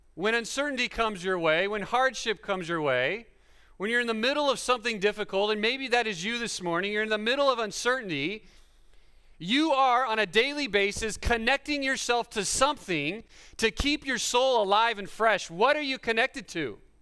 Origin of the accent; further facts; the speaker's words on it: Fresno, California, United States; I'm from Fresno, which is the Central Valley